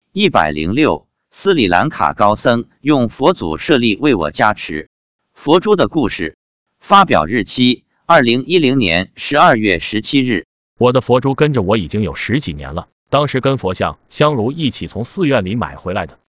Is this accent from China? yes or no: yes; China; 我是来自中国的客人